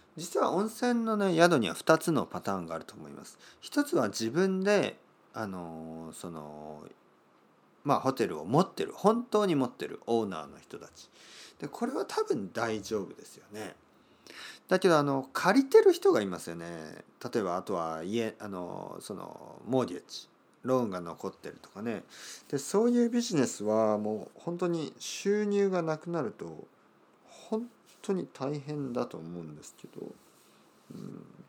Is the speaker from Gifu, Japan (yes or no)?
no; Kyushu, Oita, Japan; 僕の出身の九州、えー、大分県というところですけど